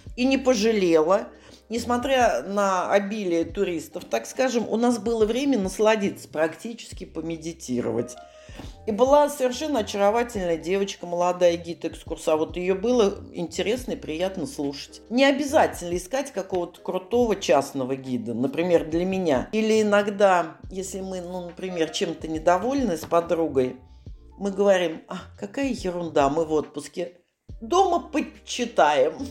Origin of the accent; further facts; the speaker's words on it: Saratov, Saratov Oblast, Russia; я с Волги, из города Саратова.